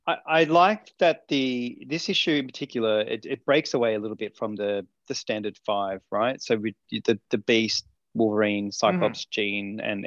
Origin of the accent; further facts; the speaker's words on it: Australia; but I'm Australian, so I get away with it.